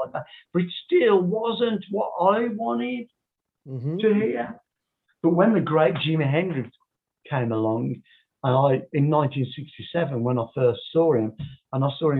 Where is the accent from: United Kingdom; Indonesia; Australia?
United Kingdom; Birmingham, West Midlands; Birmingham, my hometown